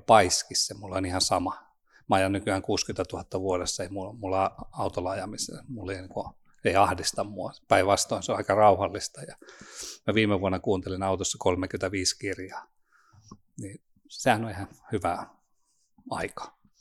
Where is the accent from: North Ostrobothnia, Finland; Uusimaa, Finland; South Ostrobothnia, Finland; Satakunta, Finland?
South Ostrobothnia, Finland; Nurmo; now in Espoo, Finland; Nurmoosta, Etelä-Pohjanmaalta.